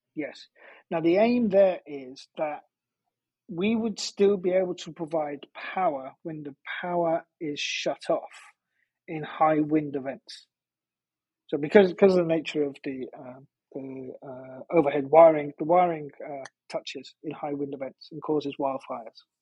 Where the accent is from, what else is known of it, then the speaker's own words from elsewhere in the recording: just outside of Liverpool, North West England, United Kingdom; moved away; my my hometown, uh, I grew up just outside of Liverpool